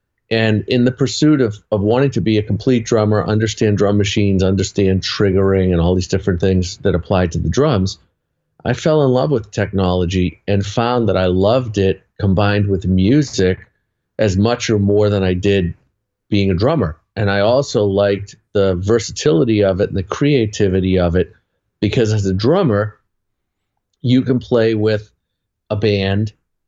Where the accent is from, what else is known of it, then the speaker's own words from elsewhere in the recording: Boston, Massachusetts, United States; I'm from Boston.